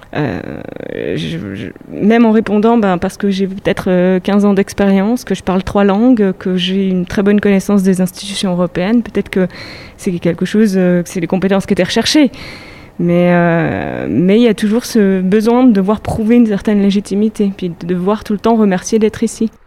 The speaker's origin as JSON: {"language": "French", "country": "France", "also_born_or_lived": "Germany", "moved": "as an adult", "lives_now": "Switzerland", "said": "en tant que Française"}